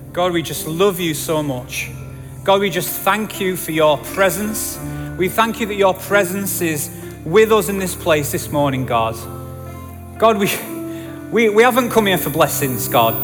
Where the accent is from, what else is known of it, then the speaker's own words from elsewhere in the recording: Yorkshire and the Humber, United Kingdom; accent: Yorkshire; I'm a Yorkshireman